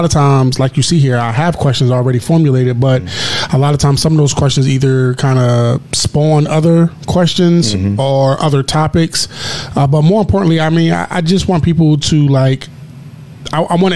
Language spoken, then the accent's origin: English; Philadelphia, Pennsylvania, United States; now in Chicago, United States; I'm from Philadelphia